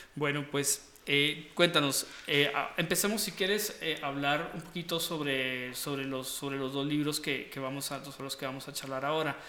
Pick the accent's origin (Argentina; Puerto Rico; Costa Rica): Costa Rica; moved away; yo de pequeño me crié en Costa Rica en Costa Rica.